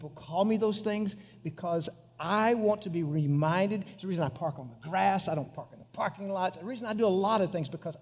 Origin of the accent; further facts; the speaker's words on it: Monahans, Texas, United States; my hometown, 32 miles away, was the Taj Mahal compared to Pecos. It was Monahans